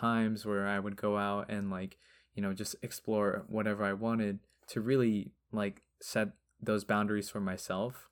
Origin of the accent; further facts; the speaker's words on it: Long Beach, California, United States; I grew up in Long Beach